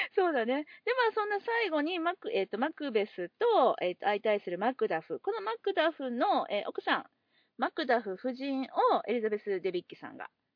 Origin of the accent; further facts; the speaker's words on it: Osaka, Japan; 地元大阪